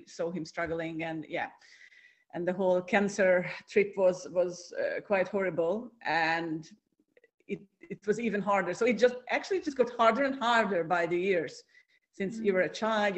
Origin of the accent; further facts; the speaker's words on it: Hungary; now in Cyprus; I'm originally from Hungary, from Central Europe.